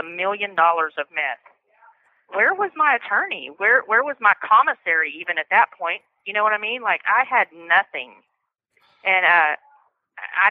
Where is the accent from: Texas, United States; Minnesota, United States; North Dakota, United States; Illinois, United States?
Texas, United States; Fort Worth; I'm from Fort Worth, Texas